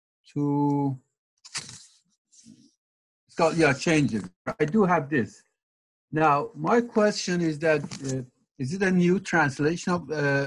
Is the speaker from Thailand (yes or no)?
no; Iran; Actually, I speak, I'm from Iran. I speak Farsi, but because of Quran, I learned how to at least read Arabic.